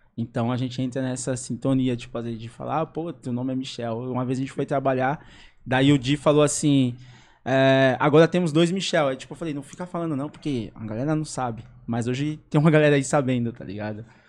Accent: São Paulo, Brazil; also born or lived in Cidade Tiradentes, São Paulo; eu fui criado no Jardim das Oliveiras

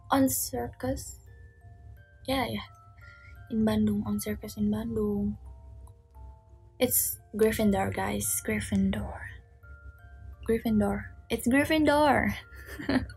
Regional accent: Guangdong, China; Indonesian is a second language; Halo, aku dari Guangdong.

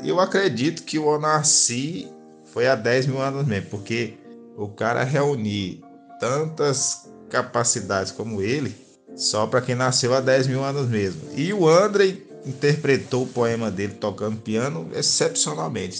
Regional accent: Currais Novos, Rio Grande do Norte, Brazil; Eu sou do Rio Grande do Norte, nascido na cidade de Currais Novos há 35 anos atrás

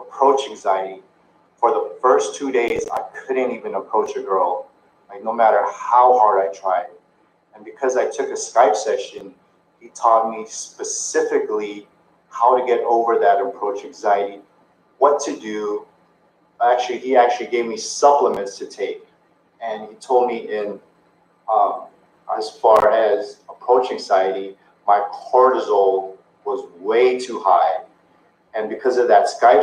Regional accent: Philippines; I'm Filipino.

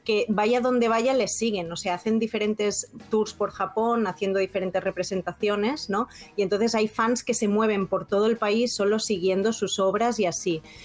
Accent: Spain; now in Nagasaki, Japan; de España

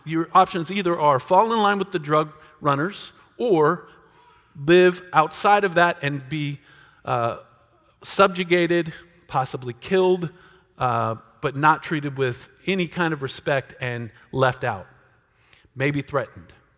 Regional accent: United States; us as American Christians

